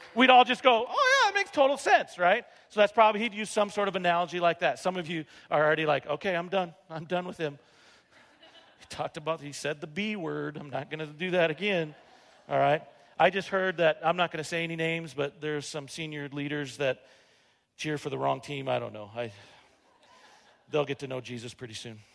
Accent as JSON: {"language": "English", "town": "Rapid City", "region": "South Dakota", "country": "United States", "tie": "born or raised there", "moved": "as an adult", "said": "I grew up here in Rapid City"}